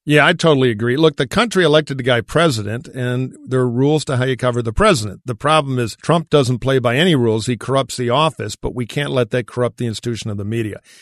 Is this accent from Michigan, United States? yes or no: yes; Detroit, Michigan, United States; my hometown of Detroit